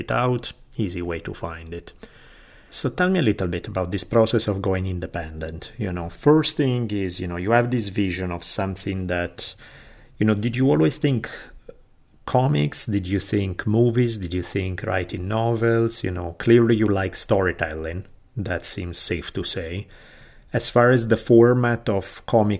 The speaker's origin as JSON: {"language": "English", "country": "Italy", "tie": "born or raised there", "moved": "yes", "said": "growing up in Italy"}